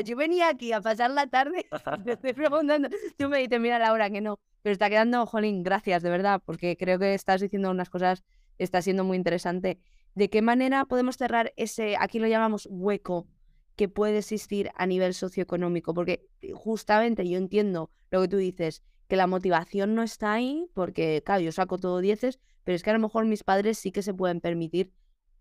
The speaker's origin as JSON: {"language": "Spanish", "town": "Alcalá de Henares", "region": "Community of Madrid", "country": "Spain", "moved": "yes", "said": "estaba en Alcalá de Henares que, que es donde, de donde soy yo"}